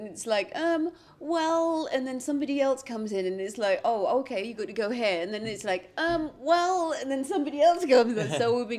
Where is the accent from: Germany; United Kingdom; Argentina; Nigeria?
United Kingdom; five black kids from the UK, teenagers still in school